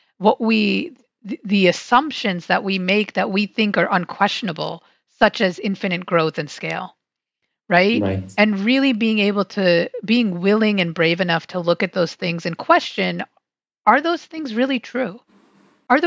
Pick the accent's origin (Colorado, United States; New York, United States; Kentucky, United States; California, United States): New York, United States; New York City; now in Silver Spring, Maryland, United States; I grew up on Staten Island, which is a very weird place to grow up